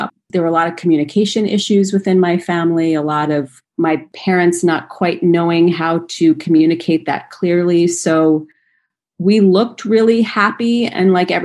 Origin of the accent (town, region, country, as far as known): Rye, New York, United States; born or raised there; now in Los Angeles, United States